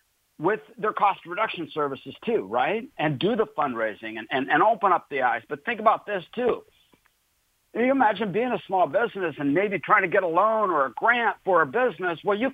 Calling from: Pensacola, Florida, United States; I'm actually calling in from Pensacola, Florida.

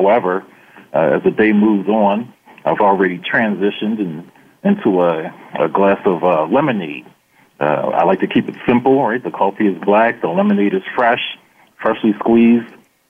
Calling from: Philadelphia, Pennsylvania, United States; Well, I'm calling you from the Philadelphia area.

